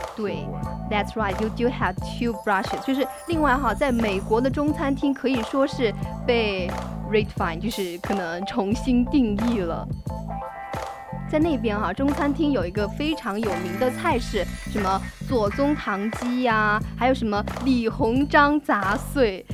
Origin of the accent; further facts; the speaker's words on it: China; 我们中国的食物